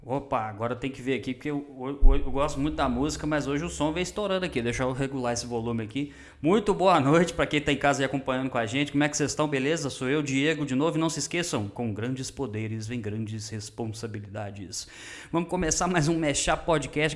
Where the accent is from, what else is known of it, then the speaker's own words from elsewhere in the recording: Sete Lagoas, Minas Gerais, Brazil; nós somos aqui de Minas Gerais, mais especificamente Sete Lagoas